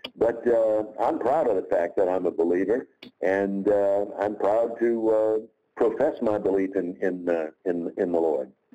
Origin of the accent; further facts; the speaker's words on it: Jackson, Tennessee, United States; the local 250 watt radio station in my hometown of Jackson, Tennessee